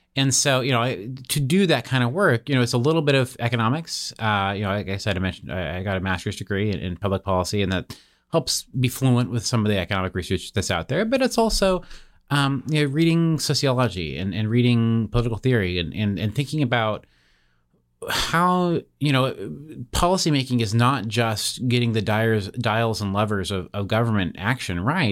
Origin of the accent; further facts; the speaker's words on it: Seattle, Washington, United States; moved away as an adult; I, I grew up in Seattle, Washington